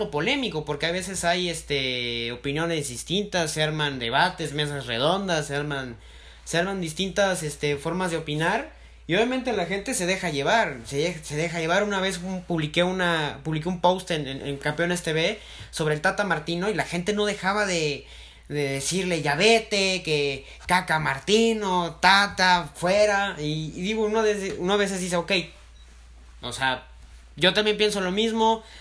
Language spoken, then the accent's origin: Spanish; Mexico City, Mexico; Fíjate que dicen que también los chilangos hablamos con acento. No, no le encuentro. Aún no le encuentro el acento